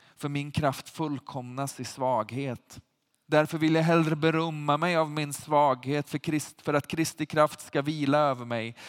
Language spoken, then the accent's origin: Swedish; Sweden; som svenskar